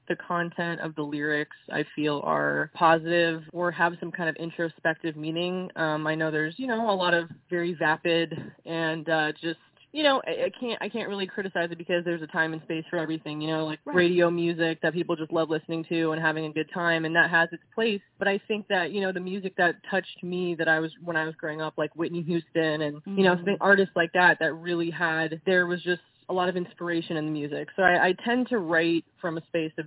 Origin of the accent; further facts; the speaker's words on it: Israel; moved away; I grew up in Israel, so I had a combination of American pop and European pop and Israeli pop